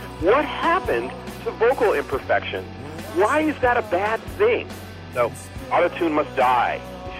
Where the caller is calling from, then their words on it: El Cerrito, California, United States; I'm calling from El Cerrito, California.